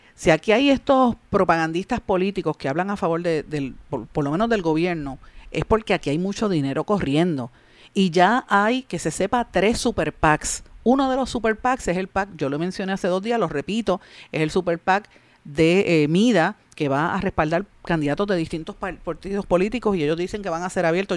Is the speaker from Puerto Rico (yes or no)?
yes; Guaynabo, Puerto Rico; Eduardo O'Neill, el alcalde de mi pueblo, de Guaynabo